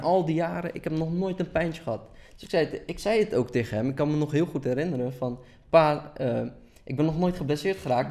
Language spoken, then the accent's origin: Dutch; Delft, South Holland, Netherlands; also born or lived in Erbil, Iraq; ik ben in Holeer geboren en eh, veel mensen die niet Koerdisch zijn kennen het als Erbil